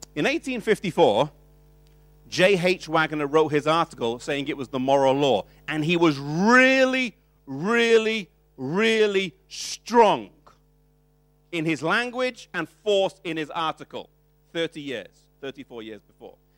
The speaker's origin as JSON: {"language": "English", "country": "United Kingdom", "said": "we come from British culture"}